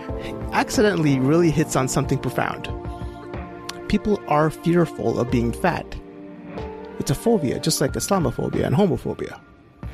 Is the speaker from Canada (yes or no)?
yes; Edmonton, Alberta, Canada; in Edmonton, in my hometown